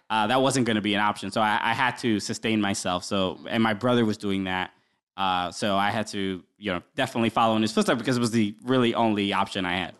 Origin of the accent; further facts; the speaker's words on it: New York City, New York, United States; I grew up in Brooklyn. Uh, my parents are originally from the Dominican Republic, uh, but I was, uh, I'm from here. I was the only one born here.